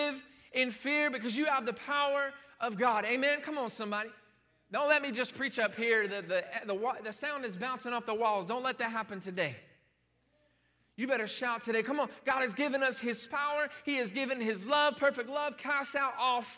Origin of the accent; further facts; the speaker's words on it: Plant City, Florida, United States; I grew up in Plant City